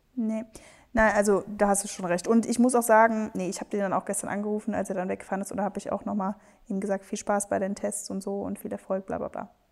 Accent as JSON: {"language": "German", "country": "Spain", "said": "Wir sind beide Spanier"}